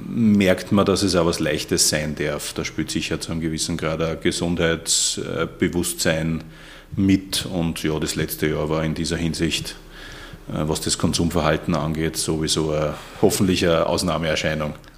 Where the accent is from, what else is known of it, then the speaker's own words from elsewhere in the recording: Austria; das juckt uns relativ wenig in Österreich